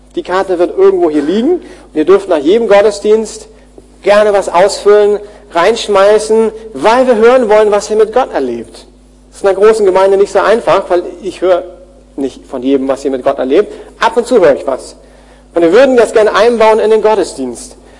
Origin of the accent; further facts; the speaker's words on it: Germany; wir als Deutsche